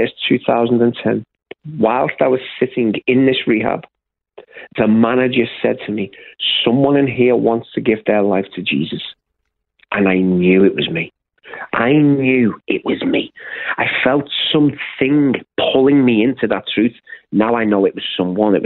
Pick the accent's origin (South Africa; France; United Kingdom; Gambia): United Kingdom; Liverpool, North West England; moved away as an adult; I was born and raised in the UK, in the city of Liverpool